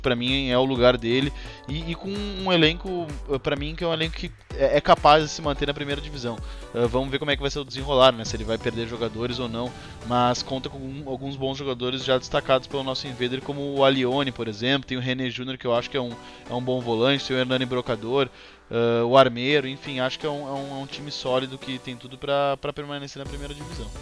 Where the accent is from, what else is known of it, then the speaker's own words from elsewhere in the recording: Porto Alegre, Rio Grande do Sul, Brazil; como sou de Porto Alegre